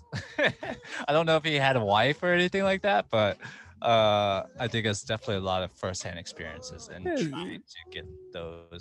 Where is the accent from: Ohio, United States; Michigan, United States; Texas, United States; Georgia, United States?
Texas, United States; Dallas; my hometown, specifically Dallas, I guess that's my hometown